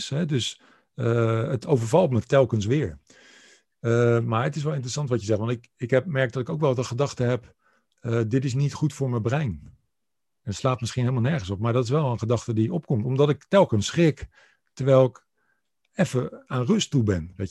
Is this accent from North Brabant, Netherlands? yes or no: no; Rotterdam, South Holland, Netherlands; ik ben Rotterdammer